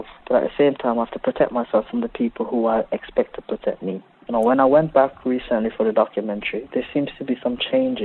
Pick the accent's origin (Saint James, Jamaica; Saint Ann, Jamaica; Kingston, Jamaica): Saint James, Jamaica; Montego Bay; now in United Kingdom; When I was growing up in Jamaica